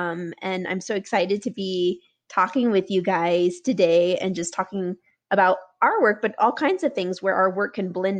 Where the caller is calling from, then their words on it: Denver, Colorado, United States; I'm calling in from Denver, Colorado